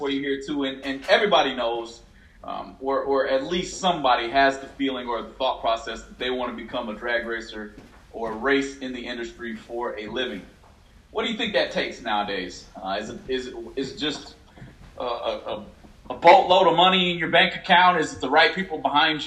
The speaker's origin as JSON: {"language": "English", "region": "Illinois", "country": "United States", "said": "I'm from Illinois"}